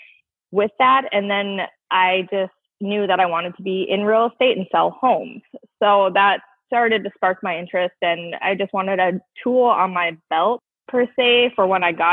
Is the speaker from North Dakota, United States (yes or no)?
yes; Fargo, North Dakota, United States; also born or lived in Minneapolis; Yes, I was born and raised in Fargo. I went to West Fargo High School.